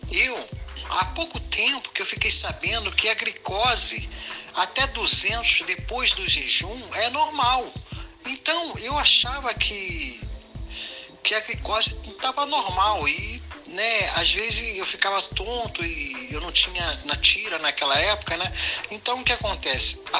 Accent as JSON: {"language": "Portuguese", "region": "Rio de Janeiro", "country": "Brazil", "said": "Boa tarde … sou do Rio de Janeiro"}